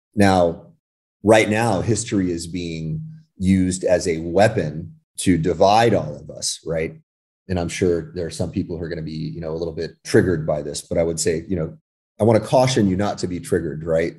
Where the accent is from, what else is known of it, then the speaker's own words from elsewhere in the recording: California, United States; when I was very young, I was raised in California